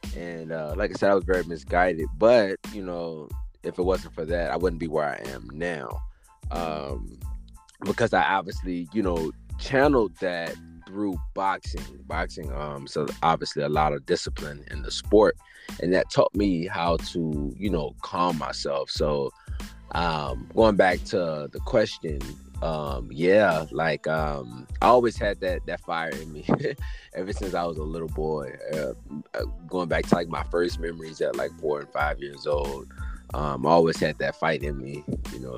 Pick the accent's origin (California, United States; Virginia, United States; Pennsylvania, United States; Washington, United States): Virginia, United States; Richmond; I was born and raised in Richmond, Virginia